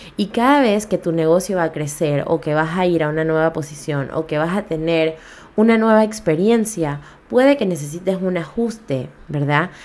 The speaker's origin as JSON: {"language": "Spanish", "country": "Panama"}